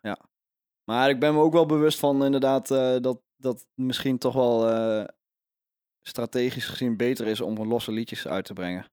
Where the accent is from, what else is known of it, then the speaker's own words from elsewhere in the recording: Overijssel, Netherlands; ik ben zelf geboren in Overijssel